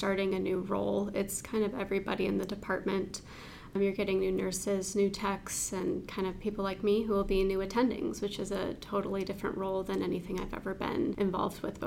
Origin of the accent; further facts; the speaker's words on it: St. Joseph, Michigan, United States; I was born and raised in St. Joseph, Michigan